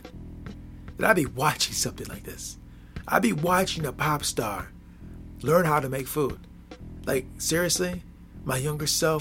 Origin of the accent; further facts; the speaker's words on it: Midwest, United States; I'm from the Midwest, yes.